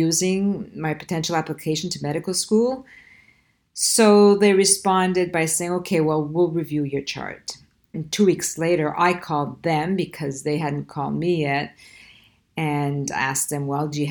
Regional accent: Quebec, Canada; first language Italian; English is a second language; I grew up in a French neighborhood, so French was my second language.

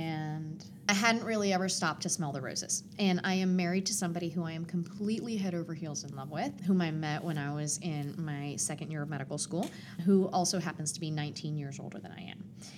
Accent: Puerto Rico; also born or lived in Atlanta; My mom is Puerto Rican. I was born in Atlanta, but I was raised extremely Puerto Rican. And we moved to Puerto Rico when I was 10 years old. When we moved to the mountains in Puerto Rico, we were in love with the community.

